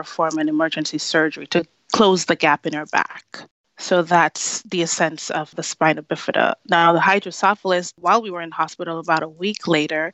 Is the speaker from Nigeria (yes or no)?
no; Jamaica; moved away; I grew up in Jamaica with my grandparents.